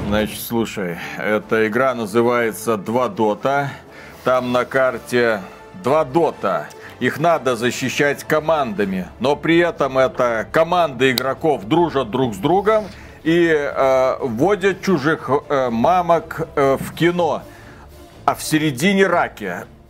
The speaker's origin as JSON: {"language": "Russian", "country": "Belarus", "said": "мы из Беларуси"}